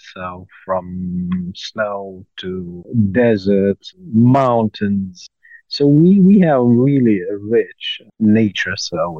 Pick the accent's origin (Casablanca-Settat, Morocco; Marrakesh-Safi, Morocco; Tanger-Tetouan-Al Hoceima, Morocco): Marrakesh-Safi, Morocco; Marrakesh; So born in Marrakesh, raised here for 10 years, and then moved to a small village near the city.